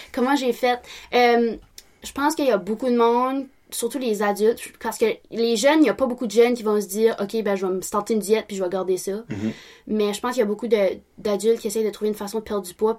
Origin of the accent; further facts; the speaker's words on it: Bathurst, New Brunswick, Canada; je suis née à Bathurst, born and raised